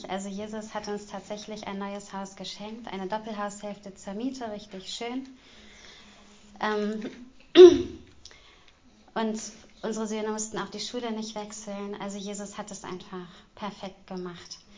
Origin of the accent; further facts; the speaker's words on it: Großburgwedel, Lower Saxony, Germany; Und also ich komme aus Großburg-Wedel.